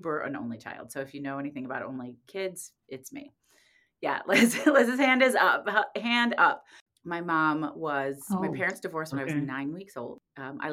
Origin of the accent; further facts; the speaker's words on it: Indianapolis, Indiana, United States; moved away as an adult; I grew up in Indianapolis